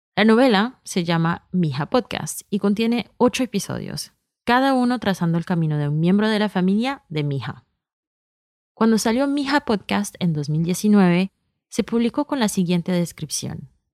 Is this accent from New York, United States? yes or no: yes; New York, United States; moved away as an adult; now in France; Soy hija de inmigrantes colombianos y crecí en Nueva York